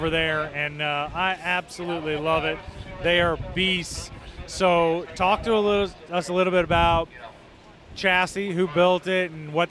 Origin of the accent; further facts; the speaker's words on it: Midwest, United States; From Midwest guy